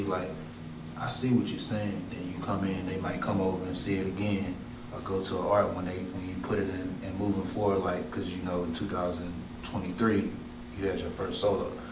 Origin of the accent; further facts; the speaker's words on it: Mobile, Alabama, United States; I'm from Mobile, Alabama